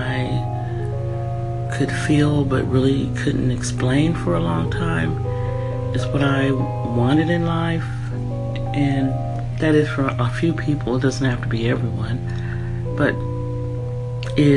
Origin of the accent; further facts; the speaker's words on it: San Francisco, California, United States; moved away as an adult; also born or lived in San Jose, California / Washington State / Denver, Colorado / Bay Area; I'm from California, Northern California. I was brought up in San Francisco and San Jose